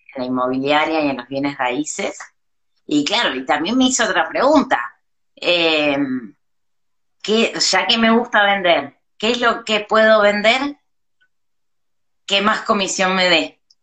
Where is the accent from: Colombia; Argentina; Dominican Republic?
Argentina; moved away as an adult; now in Mexico; volví a Argentina